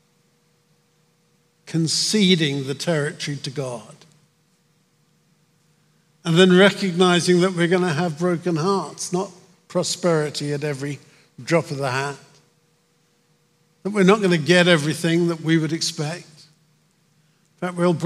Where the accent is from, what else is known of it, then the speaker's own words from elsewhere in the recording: United Kingdom; moved away as an adult; now in United States; my home country, my old country, I'm an American and proud of it, but my old country, Britain